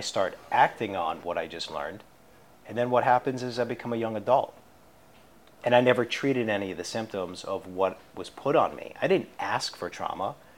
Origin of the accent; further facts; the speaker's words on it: Swampscott, Massachusetts, United States; I grew up just outside the city. Uh, I spent, you know, my childhood life, my, my adolescent years, uh, in a town called Swampscott